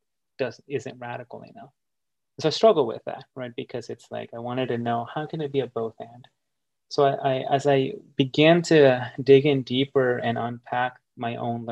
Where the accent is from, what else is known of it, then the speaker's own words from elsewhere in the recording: United States; English is a second language; growing up in the United States